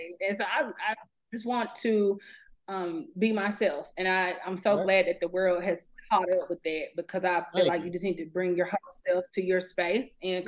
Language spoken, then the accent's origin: English; Huntsville, Alabama, United States; I'm from Huntsville.